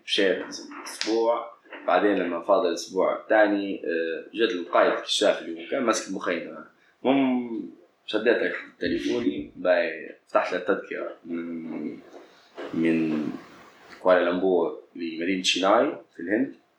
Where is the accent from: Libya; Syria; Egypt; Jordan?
Libya; خلينا نقولوا بالليبي